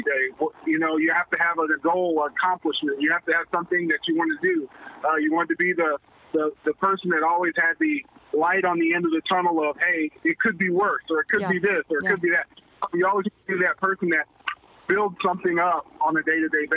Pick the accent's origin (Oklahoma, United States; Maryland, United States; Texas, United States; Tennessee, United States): Oklahoma, United States; Lawton; now in Kansas City, United States; I grew up in my hometown of Lawton, Oklahoma. Being a military brat